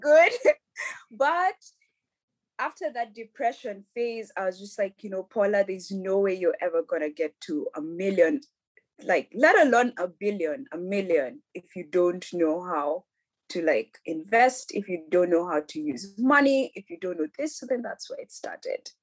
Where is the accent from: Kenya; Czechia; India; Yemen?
Kenya; Nairobi; now in Europe; I grew up in Nairobi. I'm a Nairobi kid all my life